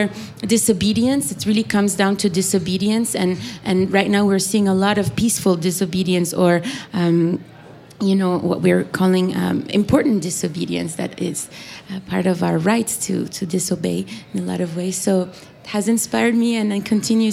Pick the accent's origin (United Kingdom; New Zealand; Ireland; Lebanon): Lebanon; moved away; growing up in Lebanon